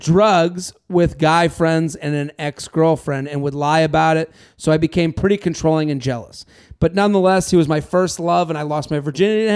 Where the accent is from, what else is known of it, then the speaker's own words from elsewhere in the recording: Needham, Massachusetts, United States; moved away; I'm from Needham